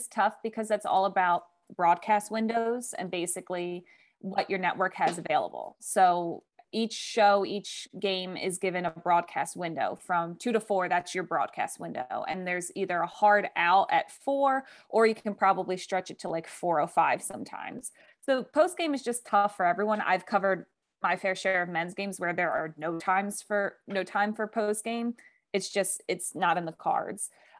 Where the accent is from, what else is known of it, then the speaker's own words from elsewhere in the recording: East Coast, United States; I'm from the East Coast, and it's like, I'm used to like heat, but also humidity.